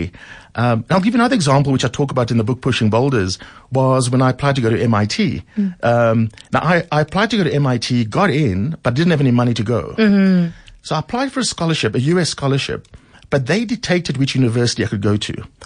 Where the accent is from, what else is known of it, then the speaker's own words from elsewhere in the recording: Cape Town, Western Cape, South Africa; moved away; growing up in Mitchell's Plain, as you say, on the Cape Flats during apartheid